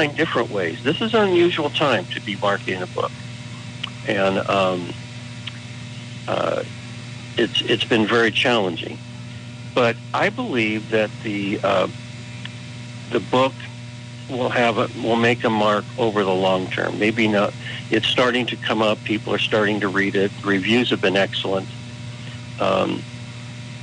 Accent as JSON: {"language": "English", "region": "California", "country": "United States", "tie": "born or raised there", "said": "I am lifelong Californian"}